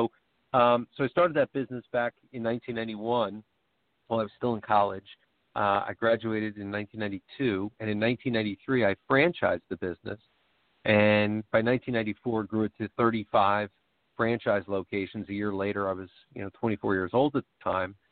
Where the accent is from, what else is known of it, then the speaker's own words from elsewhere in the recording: New York, United States; also born or lived in Virginia; now in Philadelphia suburbs, United States; my wife's family is from New Jersey, and I was from New York